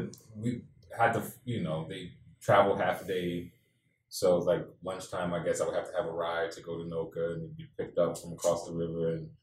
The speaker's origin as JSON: {"language": "English", "town": "New Orleans", "region": "Louisiana", "country": "United States", "said": "You know, like if I was living in Okinawa, Japan, it was just like, I'm an American or I'm from New Orleans."}